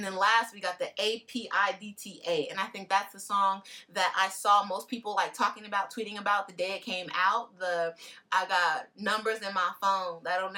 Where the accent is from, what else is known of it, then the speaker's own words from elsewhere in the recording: California, United States; as a Californian